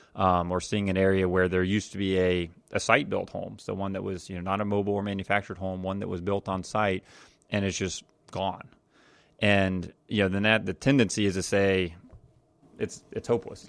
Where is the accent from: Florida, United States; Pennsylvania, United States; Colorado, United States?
Florida, United States; Jacksonville; growing up in Jacksonville, Florida